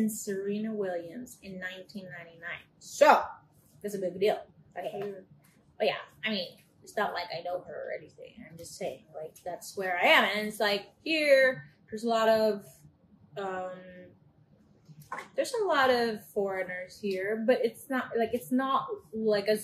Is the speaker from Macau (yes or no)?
yes; Macau; moved away as an adult; also born or lived in Florida, United States; now in Delray Beach, United States; I'm from Macau